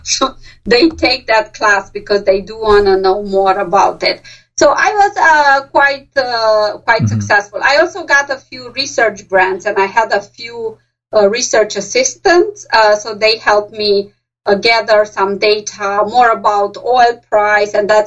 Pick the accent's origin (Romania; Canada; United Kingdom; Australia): Romania; English is a second language; moved away as an adult; now in Pennsylvania, United States; I'm from Romania and I'm from a city that's not too far away and I speak with the same accent as they do.